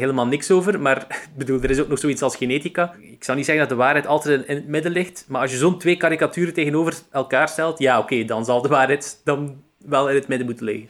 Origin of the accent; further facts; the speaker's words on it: Roeselare, Flanders, Belgium; accent: Roeselare dialect (West Flemish); also born or lived in Ghent; die zeer typisch is voor het Roeselaarse dialect. Nou. Dus dat ook mijn dialect is